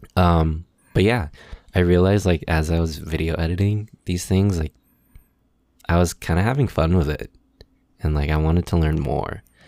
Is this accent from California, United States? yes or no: yes; San Gabriel Valley, Los Angeles area, California, United States; also born or lived in Koreatown, Los Angeles; I grew up here in the L A area, more specifically the San Gabriel Valley